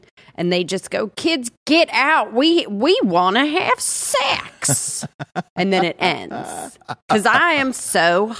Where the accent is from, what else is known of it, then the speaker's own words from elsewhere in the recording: Atlanta, Georgia, United States; I'm just from Atlanta.